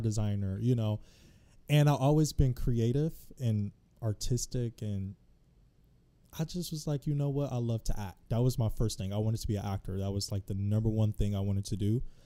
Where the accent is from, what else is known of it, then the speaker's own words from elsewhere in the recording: Detroit, Michigan, United States; also born or lived in Los Angeles, California; now in DMV area, United States; I'm originally from Detroit, Michigan. I lived in L A for a bit.